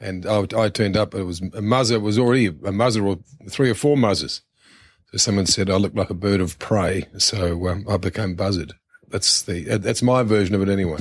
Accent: Christchurch, Canterbury, New Zealand; moved away as an adult; also born or lived in Wellington; now in Australia; started working my hometown newspaper, the Christchurch Press

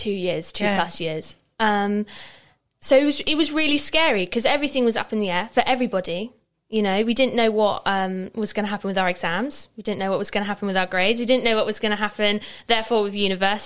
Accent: Chiltern Valley, South East England, United Kingdom; I'm from the Chiltern Valley. I live with my mum and my dad

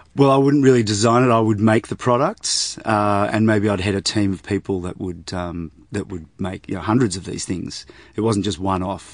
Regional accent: Sydney, New South Wales, Australia; I was brought up in Sydney, and, uh, so we lived in the northern suburbs of Sydney

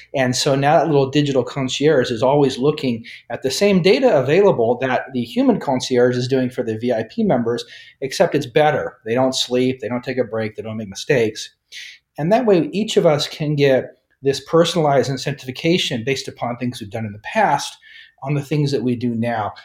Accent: Nebraska, United States; moved away as an adult; also born or lived in New York / Japan; I'm originally from Nebraska in the United States, grew up there

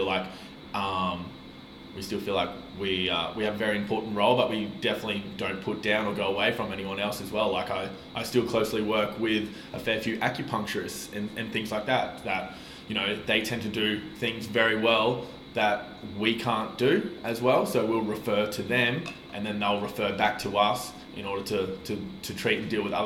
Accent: Brisbane, Queensland, Australia; also born or lived in Cairns / Asia; returning back to Brisbane in my late primary school years, and then did my high schooling years at Nudgee College

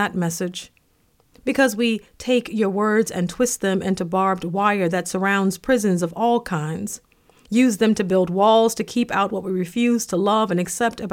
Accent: the South, United States; When I was growing up in the South

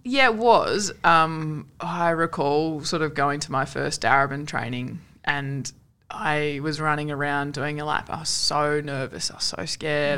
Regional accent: Sunshine Coast, Queensland, Australia; so I'm from Queensland. Uh, grew up on the Sunshine Coast

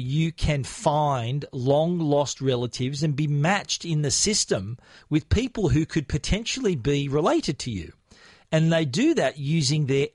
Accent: Australia; I was born in Australia, but essentially I have a Maltese background.

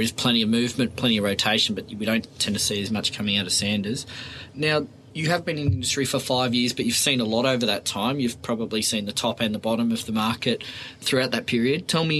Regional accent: Sydney, New South Wales, Australia; I grew up in Oyster Bay and lived there for 18 years.

